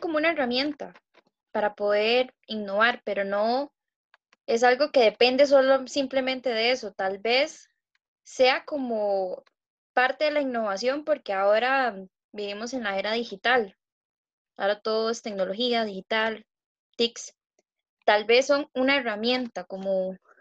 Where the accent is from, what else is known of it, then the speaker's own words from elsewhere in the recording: Alajuelita, Concepción Abajo, San José, Costa Rica; soy de La Jolita, Concepción Abajo